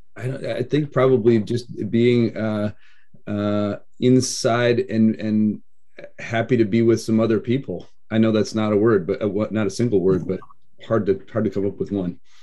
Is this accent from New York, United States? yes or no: no; Idaho, United States; now in Oregon, United States; I was raised in Idaho